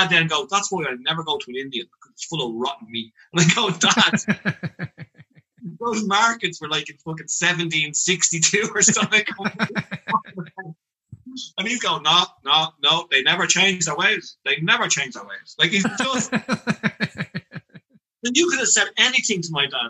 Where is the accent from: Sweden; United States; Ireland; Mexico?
Ireland; as an Irish person